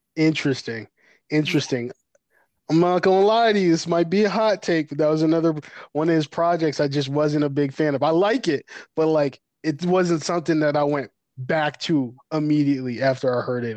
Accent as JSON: {"language": "English", "region": "New York", "country": "United States", "said": "I'm from New York"}